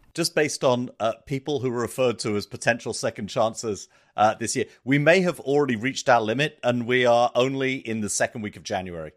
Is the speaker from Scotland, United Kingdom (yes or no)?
no; South East England, United Kingdom; moved away; being English educated, having grown up in the southeast of England